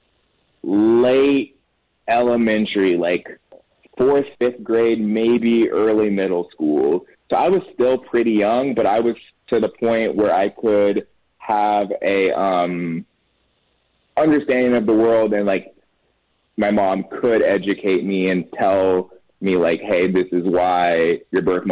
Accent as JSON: {"language": "English", "town": "Temple", "region": "Texas", "country": "United States", "tie": "born or raised there", "lives_now": "Austin, United States", "said": "I was born in Temple, Texas. So just north of where I live right now, Austin"}